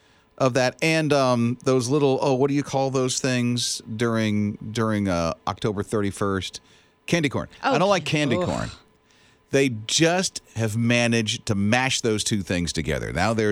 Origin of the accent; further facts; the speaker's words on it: Florida, United States; I'm from Florida. Mm-hmm. And so, you know, most of all my childhood, I never seen a fall. It's pine trees and palmetto bushes and palmetto trees. So there's not a fall where you see colors, in at least Central Florida where I'm from.